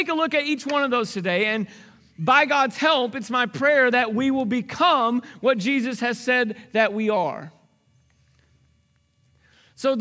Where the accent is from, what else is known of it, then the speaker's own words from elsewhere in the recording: Arkansas, United States; I grew up in Arkansas, and so there was bluegrass music